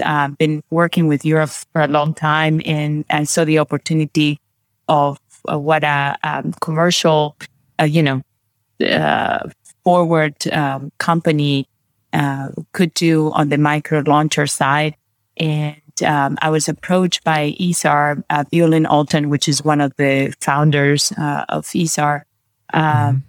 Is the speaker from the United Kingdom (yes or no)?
no; Peru; also born or lived in Brazil; now in Bavaria, Germany; I was born in Peru. So I have um, Spanish, and my mother is Brazilian, and my father's Peruvian. Grew up in both countries.